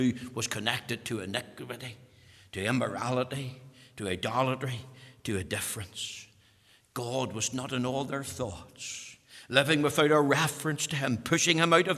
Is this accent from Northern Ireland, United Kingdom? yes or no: yes; Bushmills, Northern Ireland, United Kingdom; I'm from Bush Mills, as you know, and we talk about the weans there